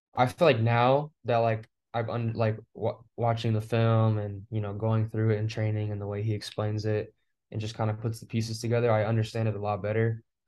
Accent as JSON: {"language": "English", "town": "Fresno", "region": "California", "country": "United States", "moved": "yes", "said": "I'm from Fresno, California, and, like, it's, like, in the center of California"}